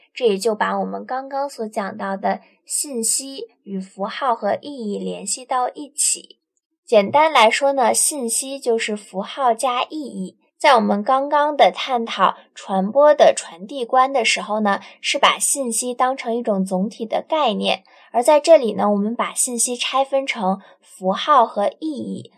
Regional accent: China; 我作为一个中国人

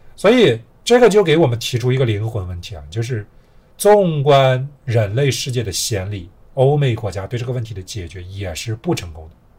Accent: China; 我们中国人都很熟悉

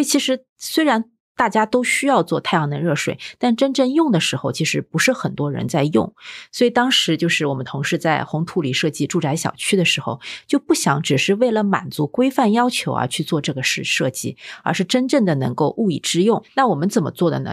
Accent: Shanghai, China; 我们上海小时候

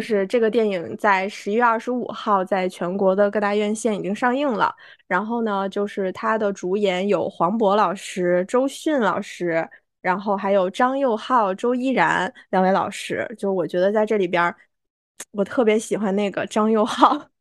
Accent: China; 我们中国人

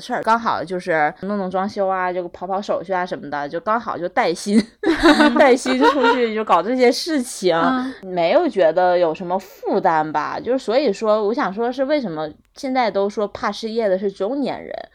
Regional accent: Northeast China, China; moved away; 我可以动员我家乡的爸爸妈妈，就是叔叔伯伯、各种亲朋好友

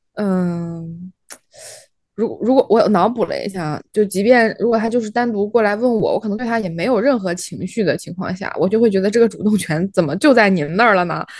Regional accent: Shaanxi, China; moved away; also born or lived in Shanghai; 因为我之前小时候是在陕西，那个是属于北方

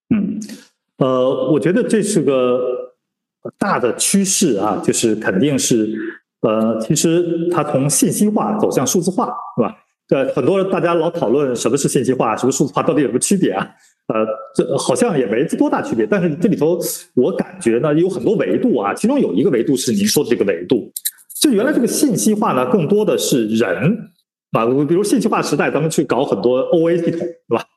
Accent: China; 我们中国人

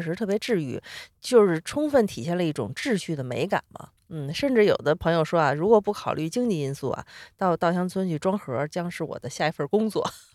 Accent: Beijing, China; 我作为一个北京人

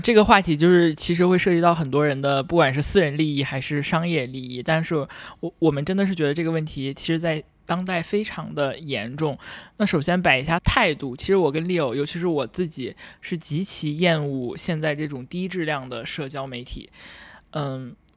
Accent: China; 我是一个，呃，土生土长的大陆人

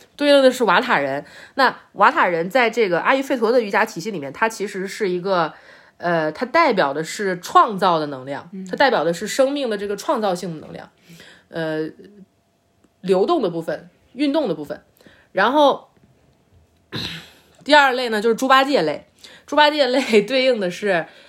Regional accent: China; 我们就是中国人最熟悉的这个这个文化范式嘛

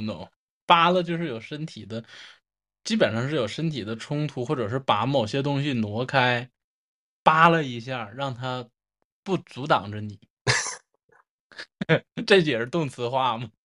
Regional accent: Northeast China, China; accent: Northeastern Mandarin; 我们方言对蜻蜓的称呼

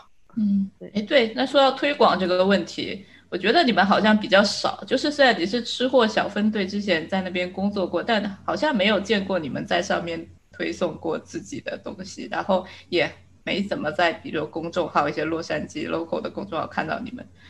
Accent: China; 作为一个中国人

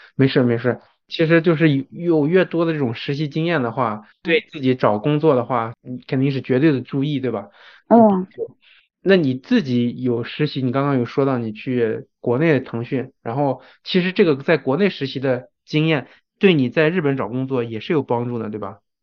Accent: China; now in Japan; 对于在日本生活的人来说，中国人，我们也是外国人的

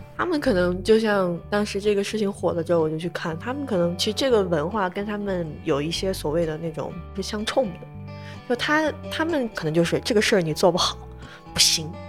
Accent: Lanzhou, Gansu, China; 我们老家兰州当时其实被封控掉了

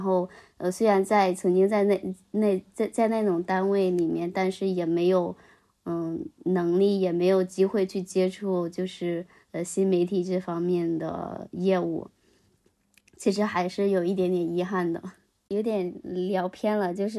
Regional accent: Henan, China; 就是我什么时候就是觉得作为河南人，我硬气起来，就觉得我我呃，无论到哪一个地方，我都会很骄傲的说出我是河南人。

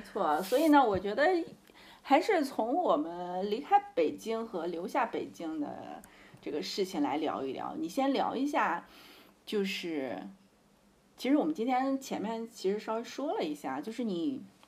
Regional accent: Xi'an area, Shaanxi, China; moved away as an adult; now in Beijing, China; 我出生在农村嘛

